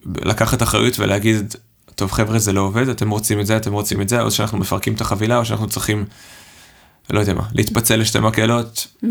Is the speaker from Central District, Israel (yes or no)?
no; Herzliya, Tel Aviv District, Israel; moved away as an adult; now in Stuttgart, Germany; אני במקור מהרצליה, וגדלתי שם